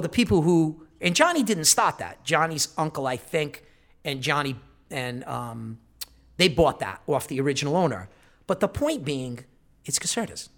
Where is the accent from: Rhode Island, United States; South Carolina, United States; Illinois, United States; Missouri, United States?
Rhode Island, United States; Providence; Growing up in Providence